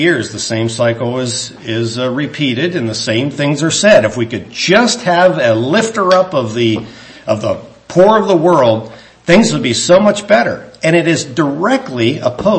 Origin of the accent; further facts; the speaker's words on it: United States; the Lord saw fit that I was born in the United States of America